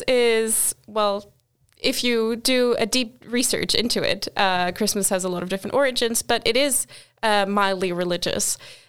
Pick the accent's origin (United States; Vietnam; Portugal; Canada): Portugal; because I'm from Portugal, which is technically a very Christian and quite religious country. But I, in my entire lifetime, I've probably been to church about 5 times because my family just isn't that religious.